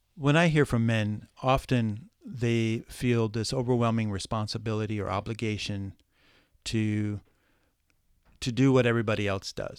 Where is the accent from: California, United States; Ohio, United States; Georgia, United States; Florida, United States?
Ohio, United States; moved away as an adult; also born or lived in New York City; I was born in Ohio, lived in the, in, uh, what I call the cornfields of Ohio